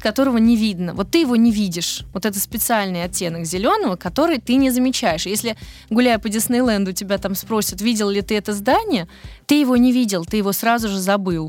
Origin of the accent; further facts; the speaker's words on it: Moscow, Russia; also born or lived in Netherlands / Belgium; now in Snegiri, Russia; я москвичка, ну, в смысле, по рождению